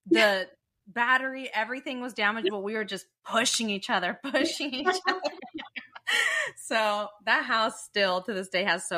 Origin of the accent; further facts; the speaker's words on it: Dublin, California, United States; but I grew up in Dublin.